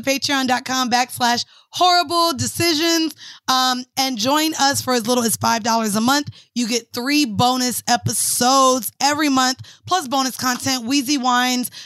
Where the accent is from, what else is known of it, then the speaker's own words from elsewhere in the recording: Florida, United States; I'm from Florida